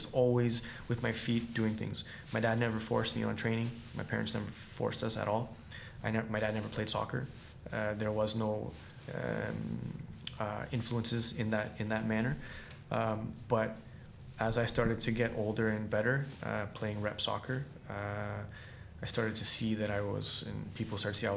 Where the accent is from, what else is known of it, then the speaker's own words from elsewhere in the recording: Kitchener, Ontario, Canada; I'm from Kitchener